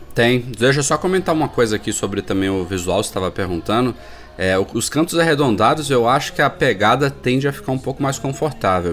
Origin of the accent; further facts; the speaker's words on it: Brazil; como brasileiros